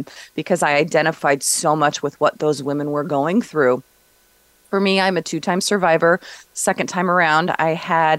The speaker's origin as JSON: {"language": "English", "town": "Los Angeles", "region": "California", "country": "United States", "tie": "born or raised there", "said": "based in Los Angeles, my hometown"}